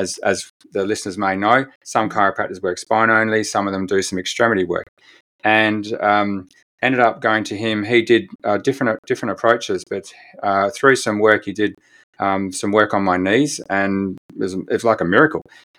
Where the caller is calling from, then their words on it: Perth, Western Australia, Australia; So I'm joining you quite away from New Zealand. I'm in Perth, Western Australia.